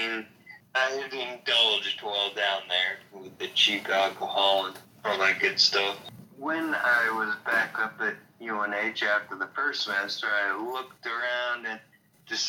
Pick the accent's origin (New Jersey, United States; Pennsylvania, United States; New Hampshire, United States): New Hampshire, United States; Hillsboro; I grew up in Hillsboro, New Hampshire